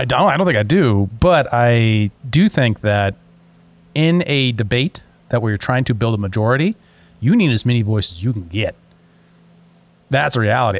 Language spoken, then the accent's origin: English; United States; As an American